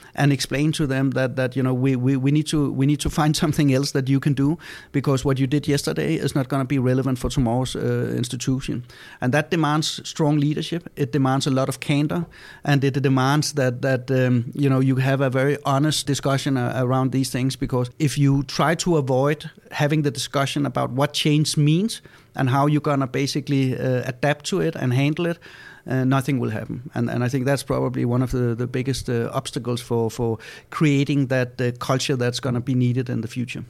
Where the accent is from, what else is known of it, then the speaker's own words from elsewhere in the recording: Denmark; we're from Denmark, so in Denmark we have Lego.